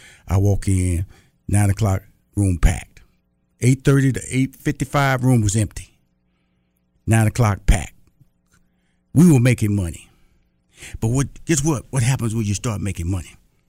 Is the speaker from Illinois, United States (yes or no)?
no; Texas, United States; You know, I'm from Texas, so they say you can start a business with a handshake.